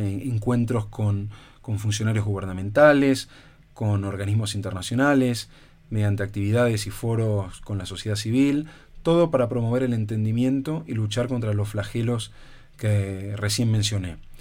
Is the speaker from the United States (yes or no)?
no; Argentina; also born or lived in Spain; yo como argentino